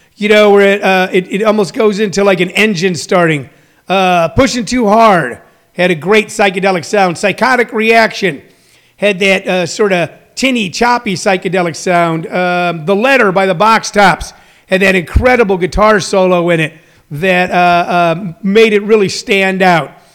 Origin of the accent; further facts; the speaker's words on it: House Springs, Missouri, United States; the cool thing about people from House Springs, Missouri is we know how to make something out of nothing